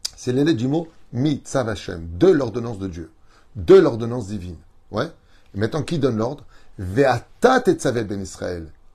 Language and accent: French; Tunisia; Je suis tunisien